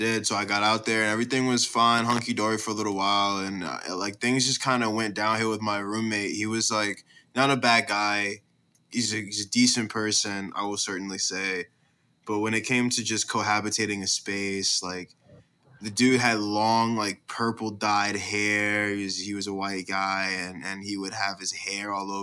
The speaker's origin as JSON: {"language": "English", "town": "Richmond", "region": "Virginia", "country": "United States", "said": "I'm a junior from Richmond, Virginia"}